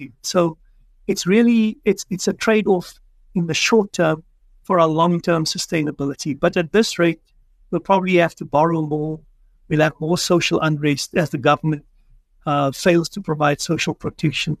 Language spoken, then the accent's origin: English; South Africa; as a South African